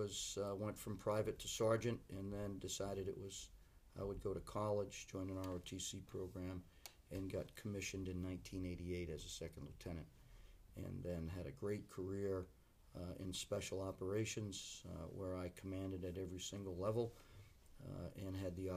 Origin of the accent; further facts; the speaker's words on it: Laconia, New Hampshire, United States; I was born and raised in Laconia, New Hampshire, in the Lakes Region area of the great state of New Hampshire, and lived my whole life there, played sports, went to school